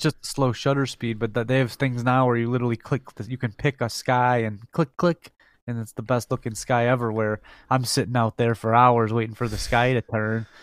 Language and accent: English; Detroit, Michigan, United States